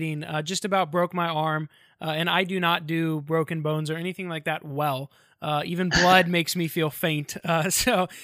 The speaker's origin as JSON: {"language": "English", "town": "Orlando", "region": "Florida", "country": "United States", "said": "I'm from Orlando."}